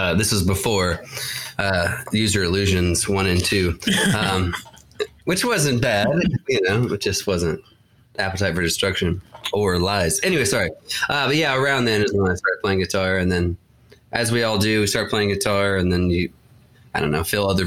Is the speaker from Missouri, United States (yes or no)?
no; Dallas, Texas, United States; I grew up on this little street called Liar Lane here in Dallas.